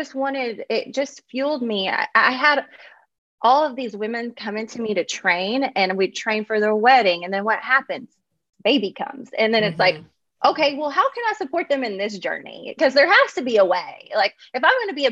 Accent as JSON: {"language": "English", "region": "Kentucky", "country": "United States", "moved": "yes", "lives_now": "Los Angeles, United States", "said": "being from Kentucky, it's kind of just how we're wired"}